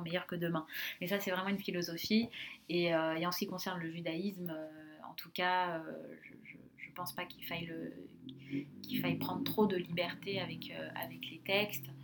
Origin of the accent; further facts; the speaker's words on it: Sarcelles, Île-de-France, France; j'ai grandi donc à Sarcelles, dans le Val d'Oise